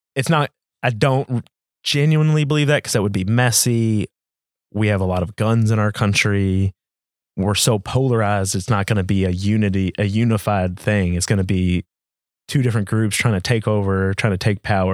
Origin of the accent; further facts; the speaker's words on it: United States; as American citizens